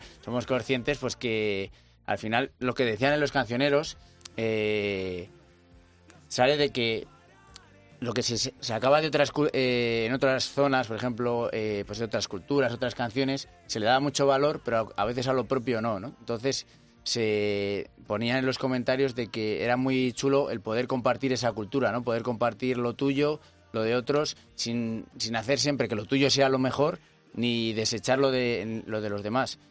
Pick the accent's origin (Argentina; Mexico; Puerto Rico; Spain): Spain; Burgos, Castile and León; ser de Burgos